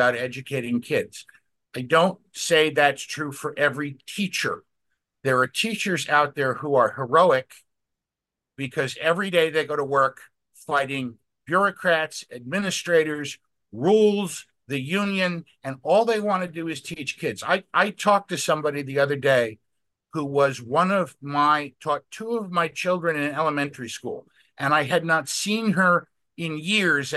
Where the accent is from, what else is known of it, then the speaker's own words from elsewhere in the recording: Westchester County, New York, United States; now in Alexandria, United States; growing up in Westchester County, New York